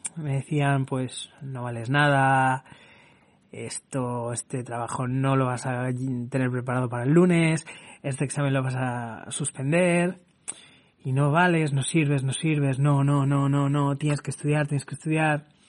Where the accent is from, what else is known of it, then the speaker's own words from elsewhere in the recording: Barcelona, Catalonia, Spain; also born or lived in Villafranca de los Barros, Badajoz, Extremadura; Nací en Barcelona y a excepción de dos años he vivido toda mi vida en Barcelona